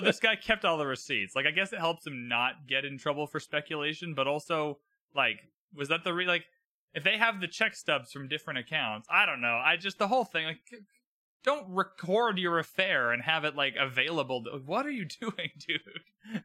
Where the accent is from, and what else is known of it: Canada